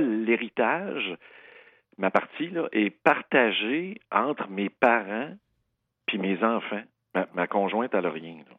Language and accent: French; Saint-Jean-sur-Richelieu, Quebec, Canada; Ça, c'est ma, ville natale